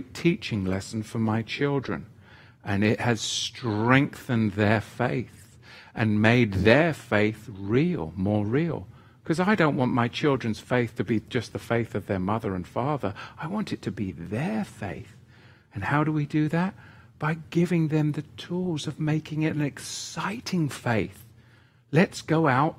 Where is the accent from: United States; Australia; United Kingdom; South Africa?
United Kingdom; England; moved away as an adult; when I was a boy growing up in England with the Church of England